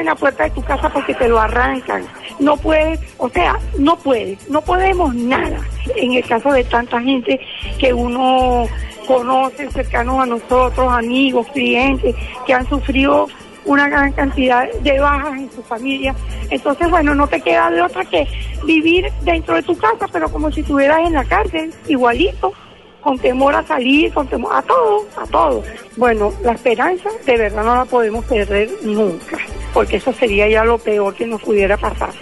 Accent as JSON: {"language": "Spanish", "country": "Venezuela", "said": "como madre, como abuela, como venezolana"}